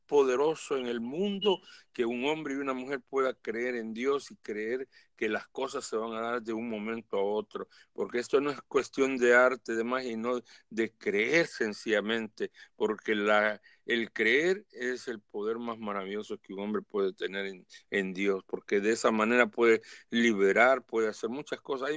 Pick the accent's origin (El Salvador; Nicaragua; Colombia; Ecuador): El Salvador; en mi país, El Salvador